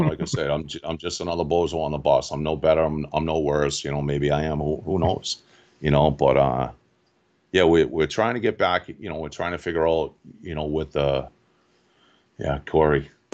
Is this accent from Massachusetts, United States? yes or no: yes; Quincy, Massachusetts, United States; I grew up in Quincy, Mass